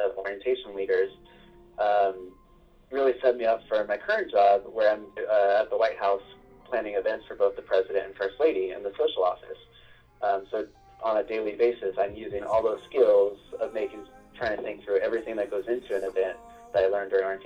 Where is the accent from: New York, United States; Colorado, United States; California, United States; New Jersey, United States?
California, United States; Granite Bay; I'm originally from Granite Bay, California, which is in NorCal